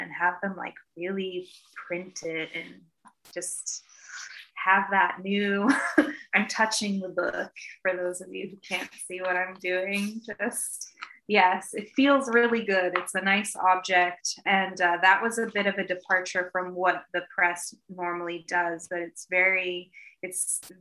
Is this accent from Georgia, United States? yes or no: no; Eastern Massachusetts, United States; I'm originally from Eastern Mass